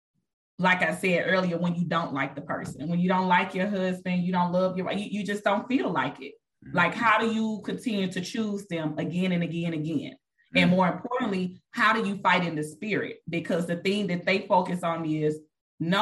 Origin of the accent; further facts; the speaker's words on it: Mississippi, United States; moved away as an adult; now in Texas, United States; I moved here from Mississippi, born and raised. I moved here